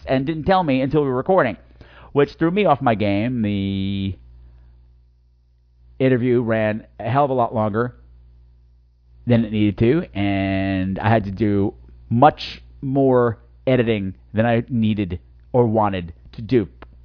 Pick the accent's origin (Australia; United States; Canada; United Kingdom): United States; Long Island, New York; I grew up on Long Island